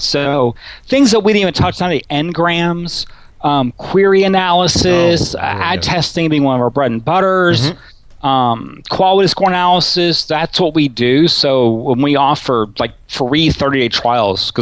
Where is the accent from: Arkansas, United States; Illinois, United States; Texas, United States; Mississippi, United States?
Arkansas, United States; Little Rock; I grew up in Little Rock, Arkansas